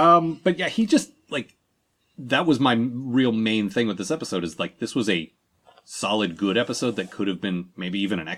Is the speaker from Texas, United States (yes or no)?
no; Maryland, United States; we're from Maryland.